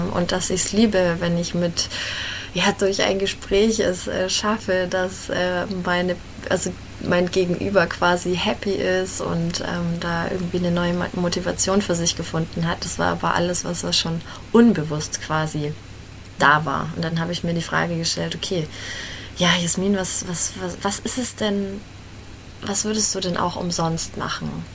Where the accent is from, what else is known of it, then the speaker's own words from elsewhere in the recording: Fürth, Bavaria, Germany; Ich komme aus Fürth